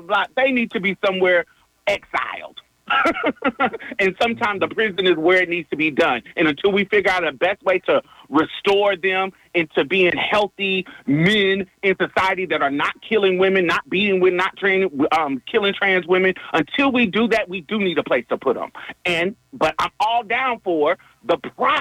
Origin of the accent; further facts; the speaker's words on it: Texas, United States; I'm a Texan